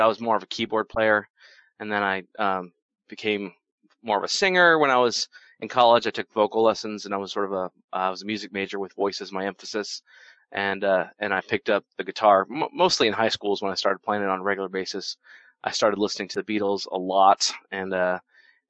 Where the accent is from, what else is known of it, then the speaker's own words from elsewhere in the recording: Boulder, Colorado, United States; moved away as an adult; also born or lived in Florida; now in Salt Lake City, United States; I grew up in Boulder, Colorado, and before that I was in Florida.